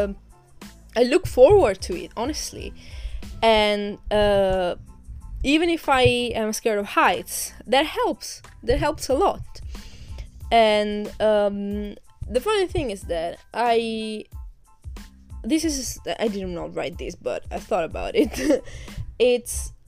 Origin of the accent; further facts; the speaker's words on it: Catania, Sicily, Italy; now in England; Catania, which is my hometown